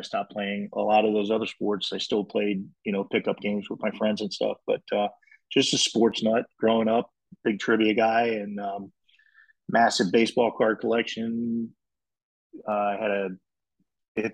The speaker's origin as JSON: {"language": "English", "town": "New Castle", "region": "Delaware", "country": "United States", "tie": "born or raised there", "said": "I grew up in the Northeast in Newcastle, Delaware, a sports rat."}